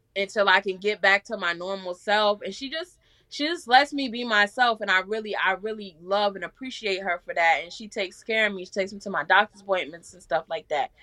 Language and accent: English; New York City, New York, United States; now in Georgia, United States; I'm from Staten Island, New York